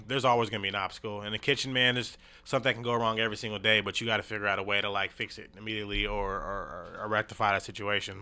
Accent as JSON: {"language": "English", "town": "Tacoma", "region": "Washington", "country": "United States", "tie": "born or raised there", "said": "Tacoma, Washington, man. Born and raised"}